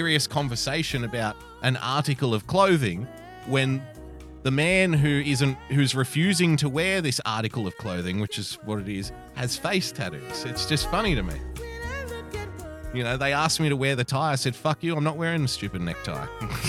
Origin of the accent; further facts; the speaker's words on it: India; Indian as in, hello, I'm from India.